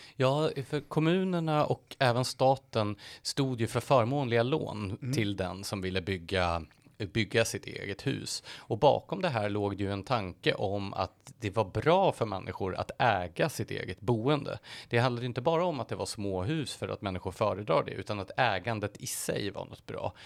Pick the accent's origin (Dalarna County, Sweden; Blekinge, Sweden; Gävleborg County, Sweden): Gävleborg County, Sweden; Gävle; I Gävle där jag kommer ifrån